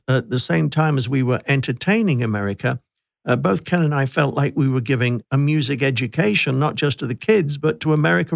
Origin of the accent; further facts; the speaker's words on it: United Kingdom; coming from the UK